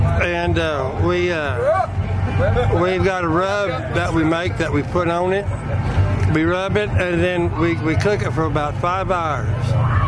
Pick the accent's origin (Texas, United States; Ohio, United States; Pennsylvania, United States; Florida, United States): Texas, United States; Monahans; now in North Dakota, United States; From Monahans, Texas.